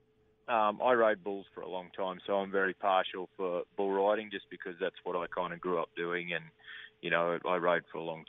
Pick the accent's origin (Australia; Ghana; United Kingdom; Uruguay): Australia; I'm Australian